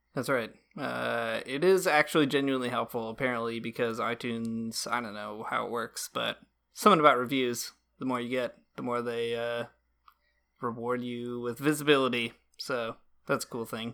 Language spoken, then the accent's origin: English; rural Michigan, United States; I grew up in rural Michigan, in the middle of nowhere